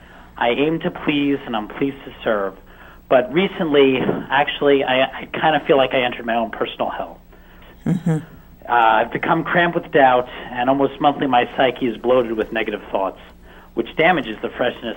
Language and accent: English; Alabama, United States; now in Massachusetts, United States; I'm originally from Alabama.